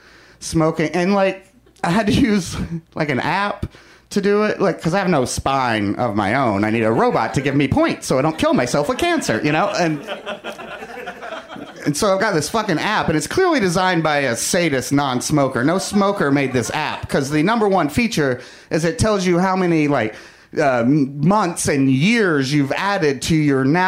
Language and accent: English; the South, United States; now in Los Angeles, United States; growing up in the South